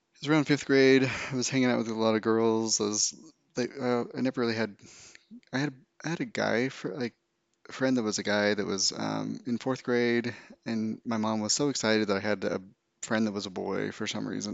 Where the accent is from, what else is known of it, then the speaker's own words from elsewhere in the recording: Utah, United States; I grew up in Utah, a um, small town very very small town.